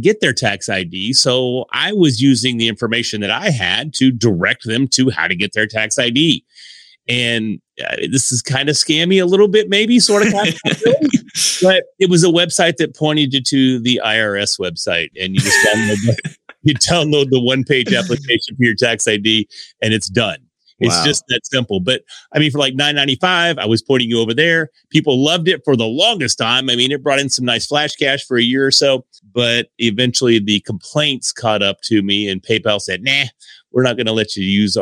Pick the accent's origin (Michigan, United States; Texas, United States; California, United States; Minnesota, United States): Texas, United States; Sherman; also born or lived in Dallas, Texas; the small town that I'm from. I'm from Sherman, Denison area here in Texas, which is North Texas